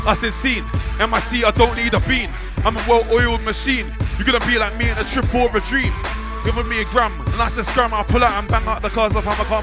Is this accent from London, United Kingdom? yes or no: yes; London, United Kingdom; I'm from London town specifically, that's north of the river.